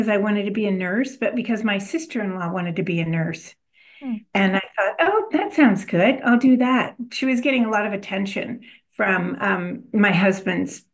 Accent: California, United States; also born or lived in Illinois; when I was 4 years old, we moved to California. So I grew up in California

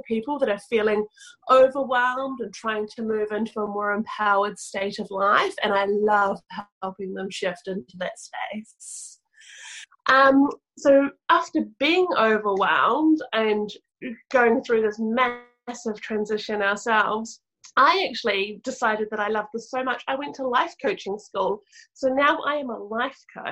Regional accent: New Zealand; From little old New Zealand, right down the bottom, the southern hemisphere

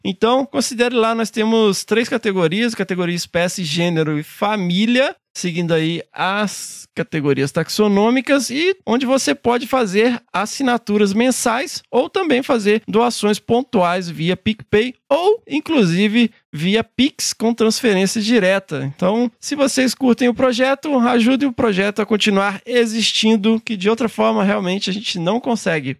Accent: Carangola, Minas Gerais, Brazil; eu sou mineiro de Carangola

